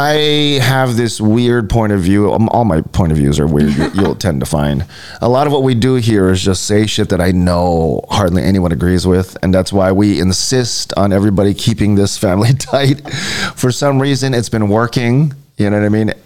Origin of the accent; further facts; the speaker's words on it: Honolulu, Hawaii, United States; growing up in Hawaii Kai